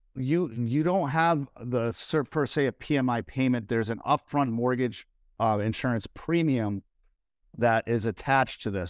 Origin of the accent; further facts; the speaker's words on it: Northeast, central Massachusetts, United States; moved away; I'm from the Northeast, as many of you guys know that are watching here, and where I, where I lived, it was in central Massachusetts